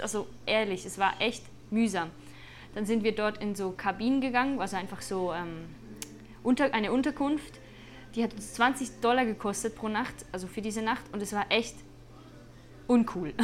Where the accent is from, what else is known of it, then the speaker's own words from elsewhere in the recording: Switzerland; für mich als Schweizerin, die manchmal im Winter hier mit Schnee äh, sich herumschlägt